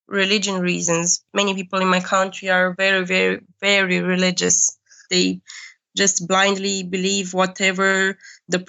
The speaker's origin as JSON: {"language": "English", "country": "Romania", "tie": "born or raised there", "moved": "as an adult", "lives_now": "Germany"}